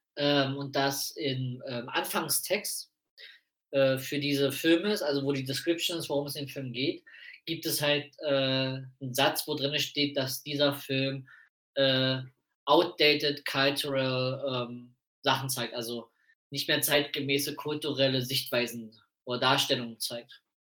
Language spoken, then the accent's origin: German; Prenzlau, Brandenburg, Germany; moved away; In Prenzlau, meiner Heimatstadt